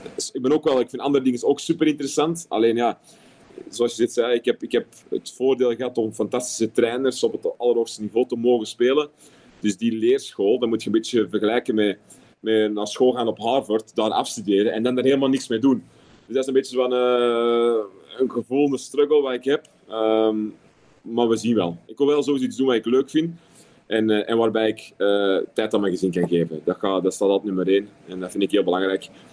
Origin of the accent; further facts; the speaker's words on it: Antwerp, Flanders, Belgium; accent: Antwerps; also born or lived in London; now in Qatar; Of een beetje Antwerps